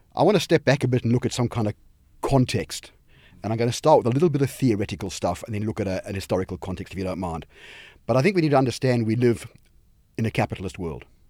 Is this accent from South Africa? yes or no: yes; South Africa; moved away; where I grew up in South Africa